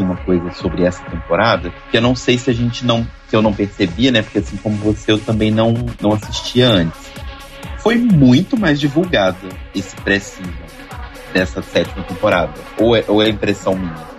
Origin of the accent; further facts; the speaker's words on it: Belo Horizonte, Minas Gerais, Brazil; sou de Belo Horizonte